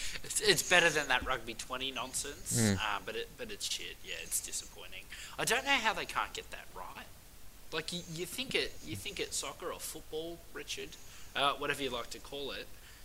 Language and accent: English; Australia; we finally have a world-class scrummaging prop in Australia.